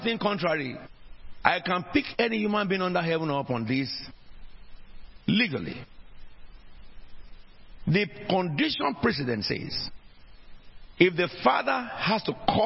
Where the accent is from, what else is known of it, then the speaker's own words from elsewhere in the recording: Nigeria; also born or lived in South East England; now in United Kingdom; which country did you come from before you got to become British? I said, Nigeria